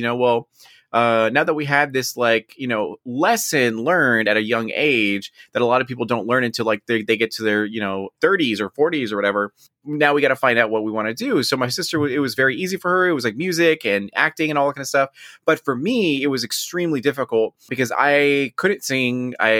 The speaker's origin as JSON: {"language": "English", "country": "United States", "said": "Now, on a serious note, I am Mexican American, I am Chicano, and proud of it as well."}